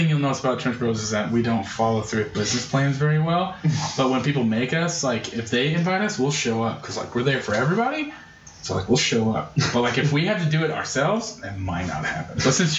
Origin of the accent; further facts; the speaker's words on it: Kansas, United States; We're from Kansas.